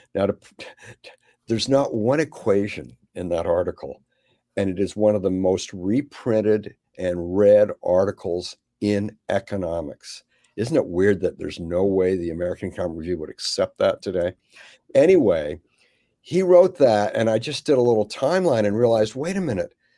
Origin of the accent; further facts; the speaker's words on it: Canada; moved away; also born or lived in Monterey, California; I grew up in Canada.